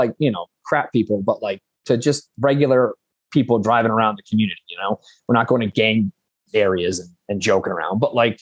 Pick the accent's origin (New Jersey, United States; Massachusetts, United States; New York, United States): Massachusetts, United States; Central; I'm from Massachusetts. I'm from like Central Mass